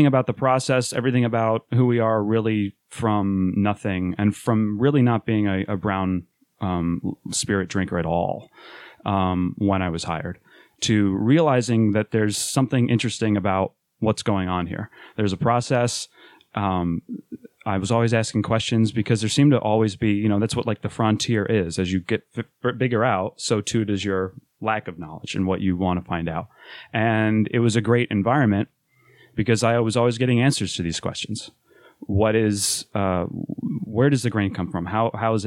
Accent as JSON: {"language": "English", "town": "Rochester", "region": "New York", "country": "United States", "moved": "as an adult", "lives_now": "Philadelphia, United States", "said": "We're from Rochester, New York. I had to make the move to Philadelphia last year"}